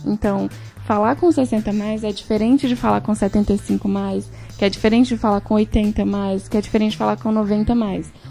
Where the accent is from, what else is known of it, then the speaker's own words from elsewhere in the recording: Belo Horizonte, Minas Gerais, Brazil; moved away as an adult; now in São Paulo, Brazil; eu sou mineira, acho que isso diz muito sobre mim também. Venho, sou de Belo Horizonte, moro em São Paulo há seis anos